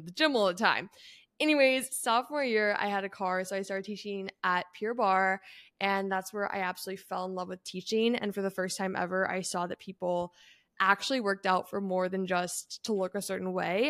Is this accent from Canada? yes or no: yes; Canada; moved away; I grew up in Canada